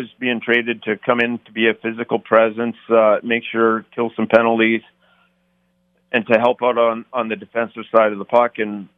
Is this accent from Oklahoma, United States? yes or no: no; Minnesota, United States; So I grew up in Minnesota North Star.